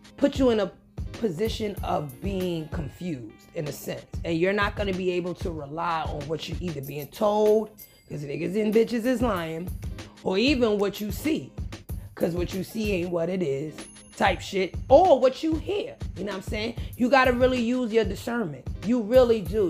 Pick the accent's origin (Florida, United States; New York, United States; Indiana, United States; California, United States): New York, United States; New York City; you guys know I'm from the Bronx